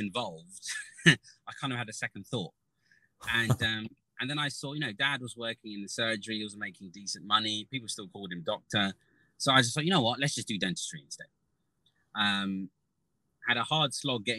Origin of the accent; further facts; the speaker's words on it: Southend-on-Sea, East of England, United Kingdom; I grew up in Southend-on-Sea, which is like a seaside town, which is now a city